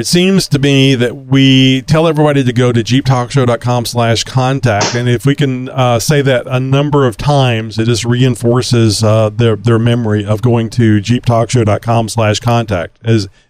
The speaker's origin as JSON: {"language": "English", "country": "Australia", "said": "I think he's actually in the outback. I'm so Australian."}